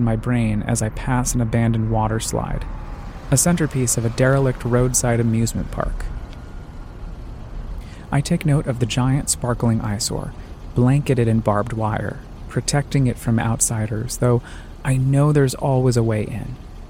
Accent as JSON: {"language": "English", "town": "Colorado Springs", "region": "Colorado", "country": "United States", "tie": "born or raised there", "said": "Colorado Springs, my hometown"}